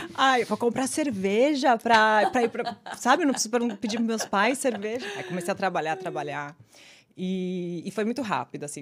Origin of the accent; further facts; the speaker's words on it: São Paulo, Brazil; moved away as an adult; now in New York City, United States; Nasci e cresci em São Paulo.